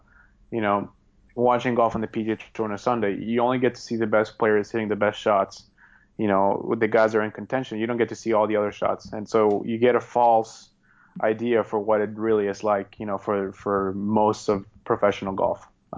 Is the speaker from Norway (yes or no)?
yes; Norway; English is a second language; because he's representing Norway and we're both from Norway.